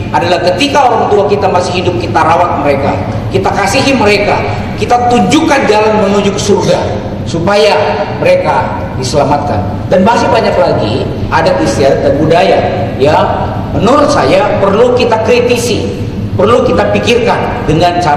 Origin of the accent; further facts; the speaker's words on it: South Sulawesi, Indonesia; Contoh tadi, saya kasih contoh sebagai orang Toraja.